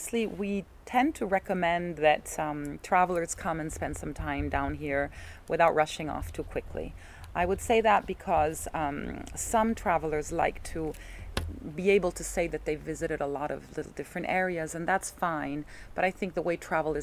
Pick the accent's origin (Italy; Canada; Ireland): Italy; moved away; When I was growing up in Italian school